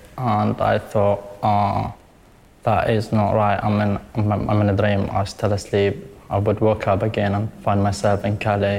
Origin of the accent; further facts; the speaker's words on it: Tabqa, Raqqa Governorate, Syria; English is a second language; moved away as an adult; now in United Kingdom; I was born in Syria in a town called Tabqa nearby Raqqa. And it's a really beautiful town nearby a big lake.